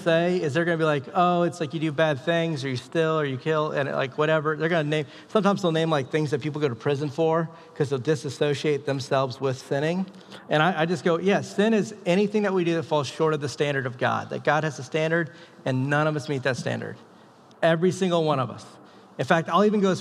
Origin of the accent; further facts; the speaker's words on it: the South, United States; moved away; I'm from the South.